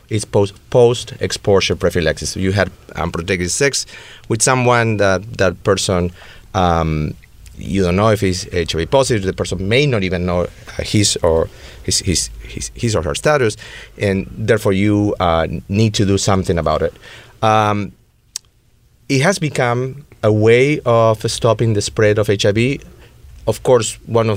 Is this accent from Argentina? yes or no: yes; Buenos Aires, Argentina; now in West Hollywood, United States; born and raised in Buenos Aires, and this accent is not fake.